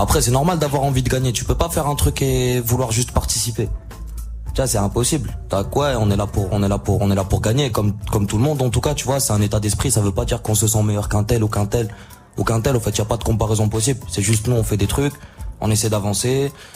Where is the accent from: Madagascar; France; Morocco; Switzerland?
Morocco; je viens du Maroc.